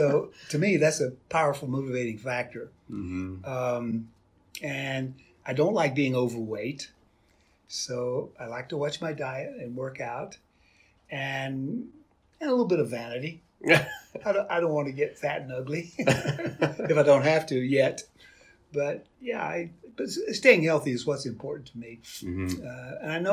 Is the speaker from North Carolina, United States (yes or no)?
yes; Belmont, North Carolina, United States; moved away as an adult; also born or lived in Fort Meade, Maryland; now in El Paso, United States; I'm from North Carolina originally, a little town outside of Charlotte called Belmont